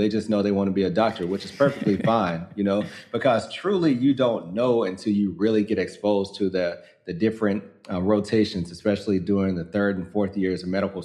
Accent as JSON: {"language": "English", "town": "Muscle Shoals", "region": "Alabama", "country": "United States", "tie": "born or raised there", "also_born_or_lived": "New Orleans, Louisiana / Washington, D.C.", "moved": "as an adult", "said": "I grew up in North Alabama, Muscle Shoals, Alabama"}